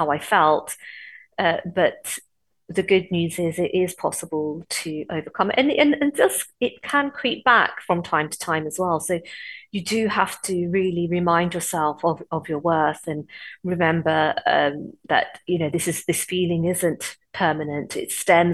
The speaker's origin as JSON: {"language": "English", "town": "Coventry", "region": "West Midlands", "country": "United Kingdom", "tie": "born or raised there", "said": "Growing up in Coventry, it was quite racist in the 70s"}